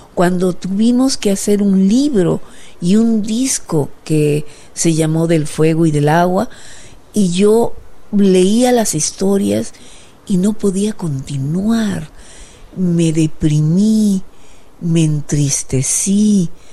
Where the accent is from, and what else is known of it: Peru